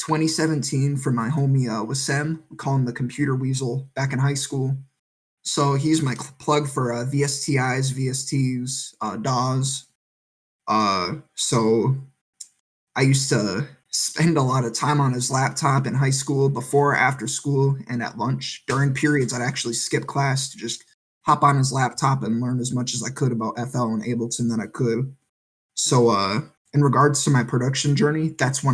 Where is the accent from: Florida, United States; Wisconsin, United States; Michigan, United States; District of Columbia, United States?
Wisconsin, United States; moved away as an adult; also born or lived in Las Cruces, New Mexico; now in Virginia Beach, United States; I'm originally from Wisconsin, but I spent 4 years in Las Cruces, New Mexico.